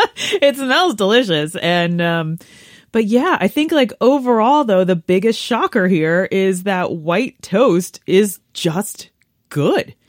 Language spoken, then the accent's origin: English; United States